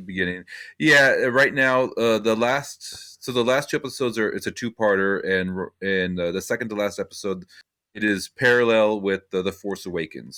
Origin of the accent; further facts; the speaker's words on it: Simi Valley, California, United States; my hometown of Simi Valley